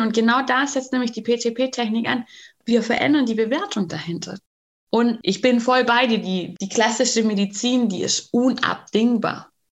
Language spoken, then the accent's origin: German; Bavaria, Germany; Bei uns in Bayern